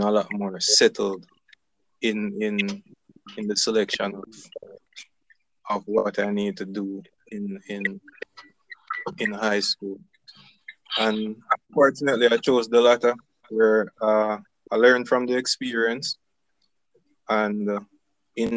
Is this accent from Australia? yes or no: no; Salt Spring, Saint James, Jamaica; also born or lived in Mount Carey, St. James; I really grew up in South Spring.